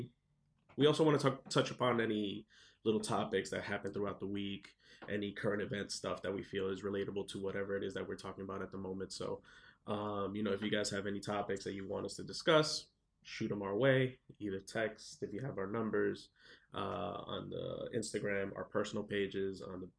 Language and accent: English; New York, United States; also born or lived in New Jersey; I was born in New York, raised over there and in Jersey